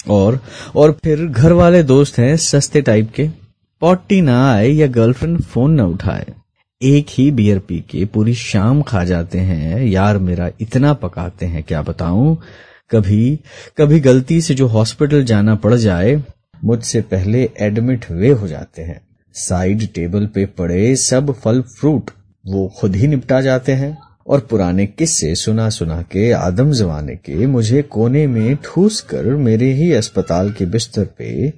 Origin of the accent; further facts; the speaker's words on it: Port Blair, Andaman and Nicobar Islands, India; मैं port player Andaman Nicobar द्वीप समूह में पला बड़ा हूँ